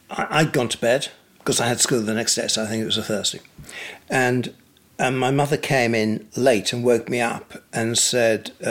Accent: York, Yorkshire and the Humber, United Kingdom; also born or lived in Pontefract / Leeds / Ripon / Scarborough; I was born in Pontefract, lived in Leeds, Ripon, York, and then to Scarborough, and then back to York to University. It was a wondrous childhood. My parents were master bakers. We had two bakery shops in York

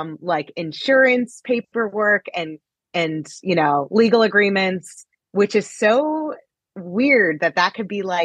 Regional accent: New Jersey, United States; I grew up in New Jersey

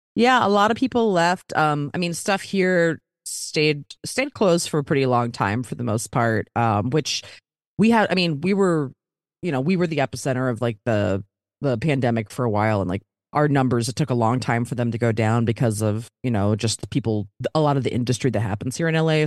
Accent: Baltimore, Maryland, United States; moved away as an adult; also born or lived in Philadelphia; now in Los Angeles, United States; I'm from Baltimore originally, went to college in Philly, but then I moved out to L

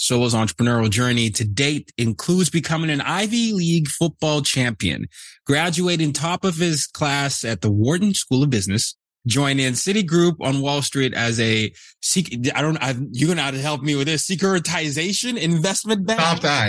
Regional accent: Nigeria; I'm from Nigeria

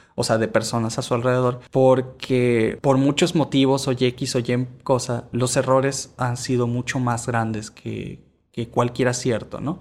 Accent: Venezuela; moved away; also born or lived in Mexico; yo soy originario de Venezuela, pero por cosas estuve en México

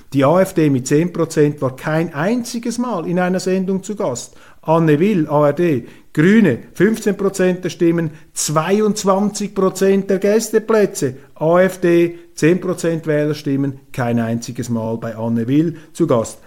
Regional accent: Switzerland; ich als Schweizer

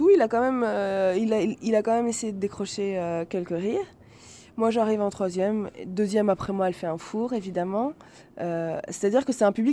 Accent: Paris, Île-de-France, France; Moi, je suis de Paris.

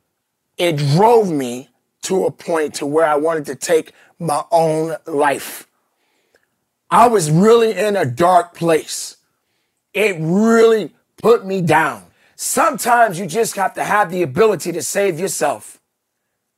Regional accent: Chicago, Illinois, United States; I'm from Chicago

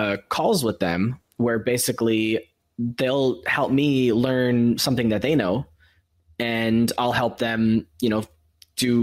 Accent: United States; moved away; as someone who's lived outside of America for all these years, I've learned strategies for, as an American

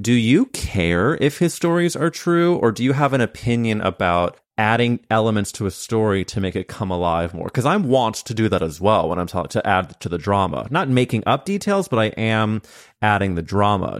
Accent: Midwest, United States; moved away; I came from the Midwest

